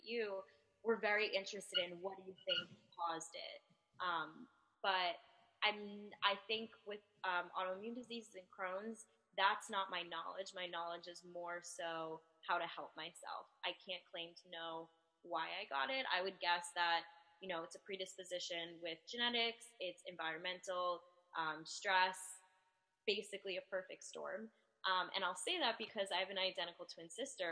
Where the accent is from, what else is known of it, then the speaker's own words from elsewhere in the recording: New Jersey, United States; I am from New Jersey, and I'm an identical twin